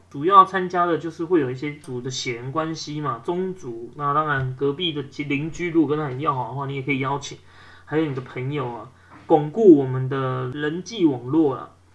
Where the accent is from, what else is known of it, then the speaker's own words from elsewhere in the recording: Taiwan; 冬天我们台湾人超爱吃锅的